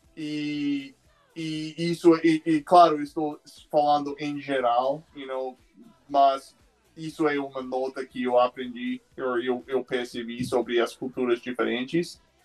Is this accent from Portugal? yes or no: no; Phoenix, Arizona, United States; Portuguese is a second language; also born or lived in Tucson, Arizona / Brazil; Phoenix, que é minha cidade natal